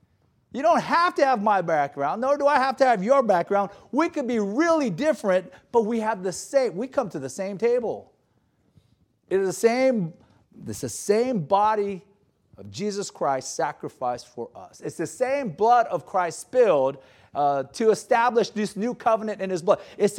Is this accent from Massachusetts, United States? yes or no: no; Gardena, California, United States; I grew up in South Bay. You guys refer to it as South Bay too, right? Gardena.